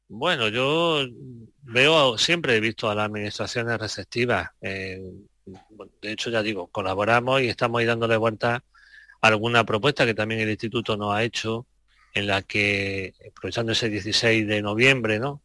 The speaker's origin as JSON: {"language": "Spanish", "region": "Andalusia", "country": "Spain", "said": "como andaluz, porque me siento andaluz."}